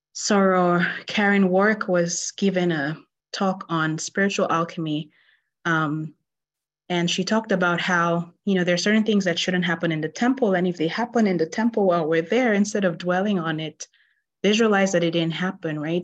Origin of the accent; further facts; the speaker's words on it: Nigeria; I grew up in Nigeria